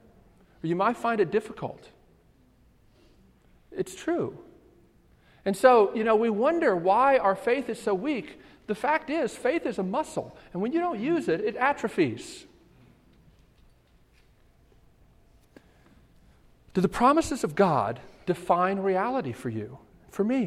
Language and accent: English; Baltimore, Maryland, United States; I grew up in Baltimore, and we lived on the highest hill in Baltimore County